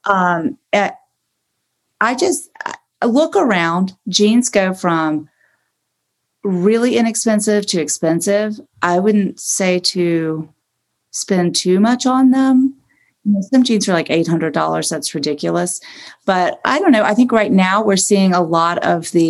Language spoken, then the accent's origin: English; Augusta, Georgia, United States; also born or lived in New York City; now in Beverly Hills, United States; growing up in Augusta, I was in ballet